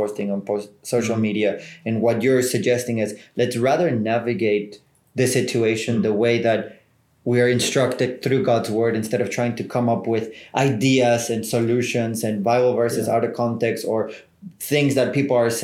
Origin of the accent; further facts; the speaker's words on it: South Africa; as South African citizens